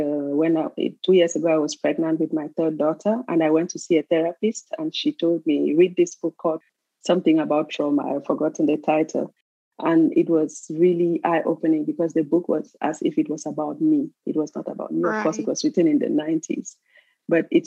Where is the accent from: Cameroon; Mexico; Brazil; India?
Cameroon; also born or lived in Switzerland; now in Canada; I was born in Cameroon, raised partly in Cameroon, and then I moved to Switzerland where I lived for 20 years. And presently I live in Canada